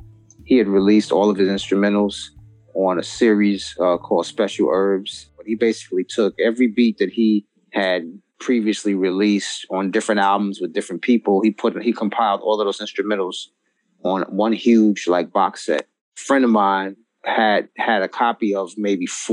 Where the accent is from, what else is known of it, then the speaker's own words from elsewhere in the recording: New York City, New York, United States; moved away as an adult; also born or lived in Northern New Jersey; now in New Jersey, United States; I'm from Brooklyn, New York, but I'm actually in Northern New Jersey right now. I moved to New Jersey a few years back.